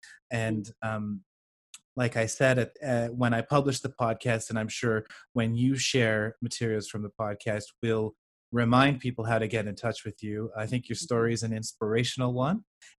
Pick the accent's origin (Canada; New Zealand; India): Canada; accent: Canadian; I was pretty shy in public to reveal my Canadian accent because, you know, everybody would look at me and say, where are you from, America?